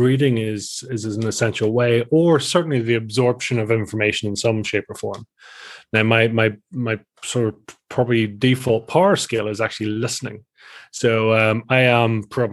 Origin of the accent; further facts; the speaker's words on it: just outside of Belfast, Northern Ireland, United Kingdom; I am from the little old Ireland of Ireland, Island of Ireland. So so from the north part of Ireland and just outside of Belfast